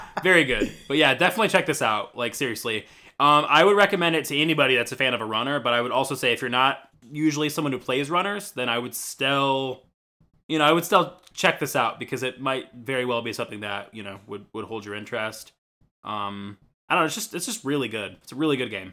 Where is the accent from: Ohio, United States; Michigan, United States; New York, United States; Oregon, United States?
Michigan, United States; I'm from Michigan